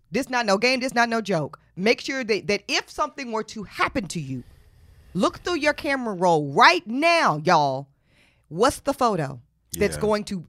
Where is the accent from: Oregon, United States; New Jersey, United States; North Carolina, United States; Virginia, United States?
North Carolina, United States; Charlotte; Chinquilla's from my hometown. She's from Charlotte, mm-hmm. North Carolina.